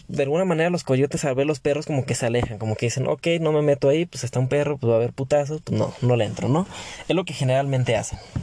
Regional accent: Mexico; como mexicanos

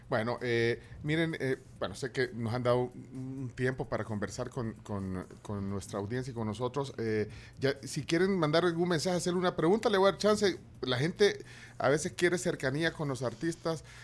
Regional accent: El Salvador

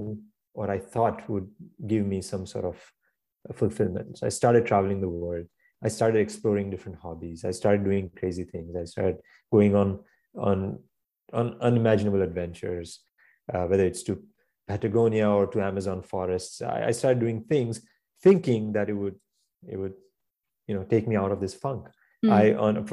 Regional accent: India; now in New York, United States; I grew up in India

